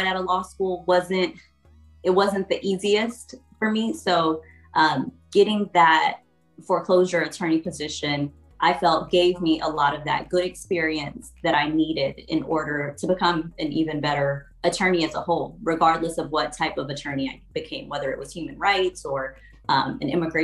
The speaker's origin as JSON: {"language": "English", "region": "Texas", "country": "United States", "also_born_or_lived": "South Florida", "lives_now": "Houston, United States", "said": "I took a job to move to Texas, which was my home state"}